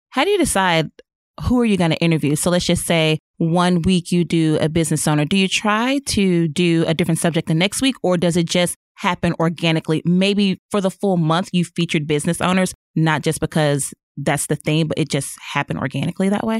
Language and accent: English; Chicago, Illinois, United States; moved away as an adult; now in Northwest Arkansas, United States; I'm from Chicago